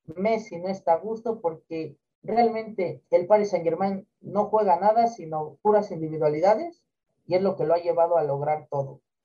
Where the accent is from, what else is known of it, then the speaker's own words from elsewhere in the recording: Mexico; nosotros como mexicanos